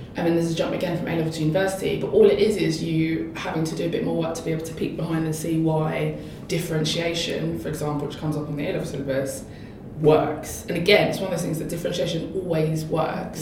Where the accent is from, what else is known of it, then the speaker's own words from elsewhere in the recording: London, United Kingdom; I grew up in East London, near Stratford